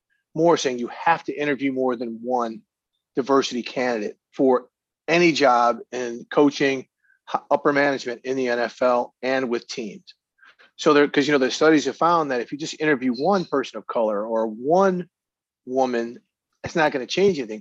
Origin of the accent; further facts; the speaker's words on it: Missouri, United States; I grew up in Missouri.